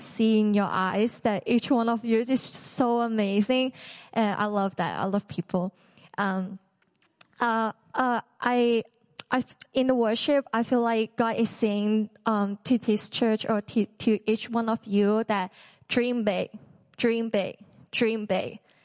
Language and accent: English; Hong Kong; moved away; I'm from Hong Kong